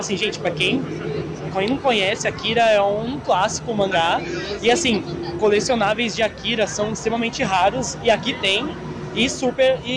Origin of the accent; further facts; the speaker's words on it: São Paulo, Brazil; eu sou aqui de São Paulo